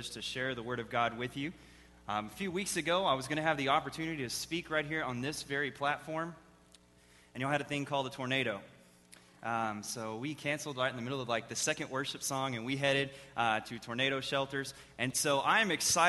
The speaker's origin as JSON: {"language": "English", "region": "Texas", "country": "United States", "tie": "born or raised there", "said": "I am from Texas. I've lived there all my life."}